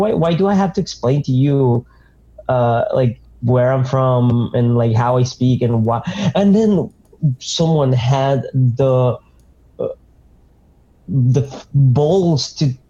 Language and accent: English; Argentina; English is a second language; now in United States; I'm from Argentina